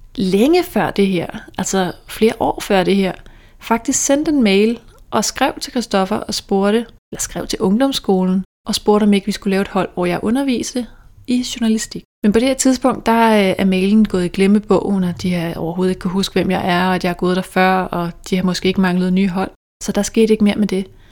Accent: Dragør, Capital Region of Denmark, Denmark; moved away as an adult; now in Hellerup, Denmark; Jeg kommer fra Dragør, som er den her lille by på Amager, hvor alle kender alle, mere eller mindre.

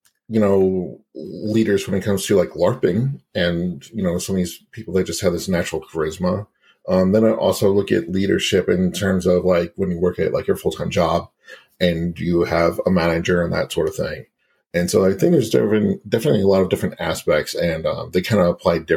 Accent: Cobb County, Georgia, United States; I grew up in Cobb County

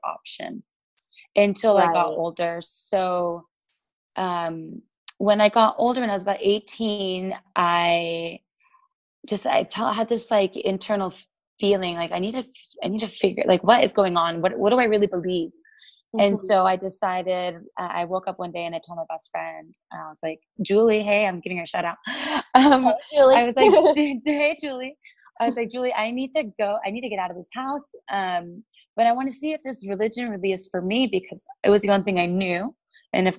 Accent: San Diego, California, United States; moved away; also born or lived in Salt Lake City; My parents are Colombian and Mexican, but we grew up in San Diego

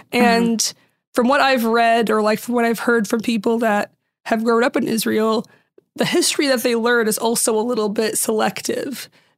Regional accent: Syria; I'm from Syria, but even in Syria, everyone, like in most Middle Eastern countries, there was a mix of all these religions

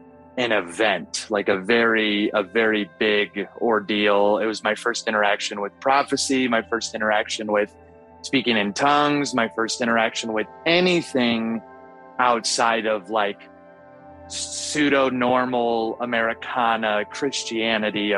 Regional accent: Seattle, Washington, United States; I'm from Seattle, Washington

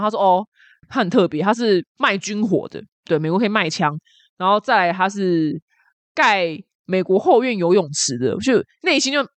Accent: Taiwan; 然后我们台湾人中乐透得奖的就是，然后就死都不会出来讲是谁中乐透

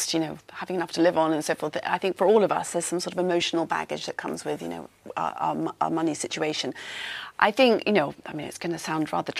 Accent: United Kingdom; also born or lived in New York; We are still British.

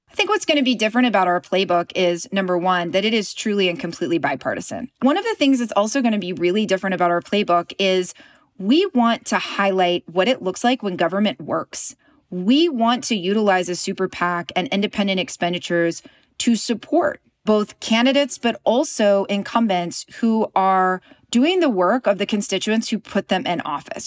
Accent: Knoxville, Tennessee, United States; I was raised in a pretty conservative environment. I'm from East Tennessee. I'm from Knoxville.

